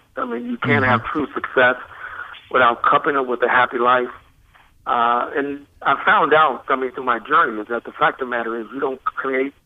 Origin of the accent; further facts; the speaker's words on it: Columbus, Ohio, United States; I grew up in Columbus, Ohio